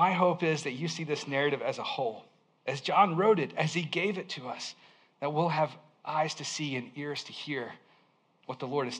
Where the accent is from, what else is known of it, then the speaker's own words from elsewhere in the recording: Alabama, United States; I grew up in Alabama in a small town